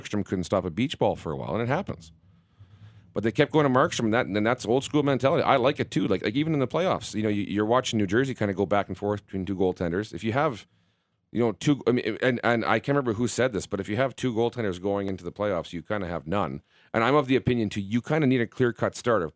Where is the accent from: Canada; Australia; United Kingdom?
Canada; Southern Manitoba; I'm obviously from Southern Manitoba